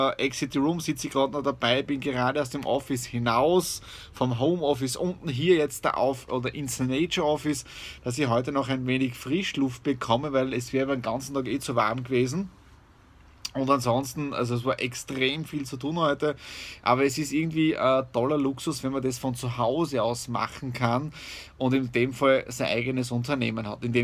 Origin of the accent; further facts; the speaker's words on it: Krobaten, Styria, Austria; Äh, Feuerwehr, kleine Feuerwehr in der Südoststeiermark und es ist mein Heimatdorf, wo ich auch äh, Feuerwehrmitglied bin.